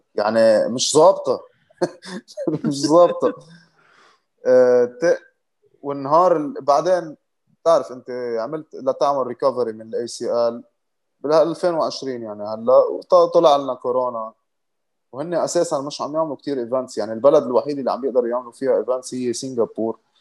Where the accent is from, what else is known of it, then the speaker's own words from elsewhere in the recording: Lebanon; also born or lived in Morocco; كنت انا اول لبناني